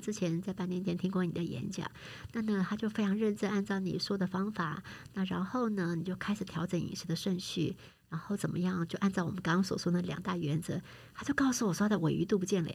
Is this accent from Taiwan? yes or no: yes; Taiwan; 我们台湾人